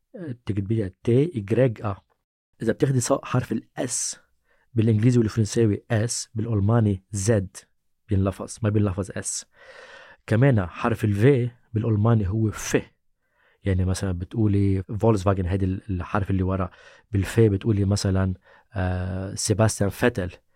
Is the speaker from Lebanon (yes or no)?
yes; Lebanon; باللبناني نحن بنلفظ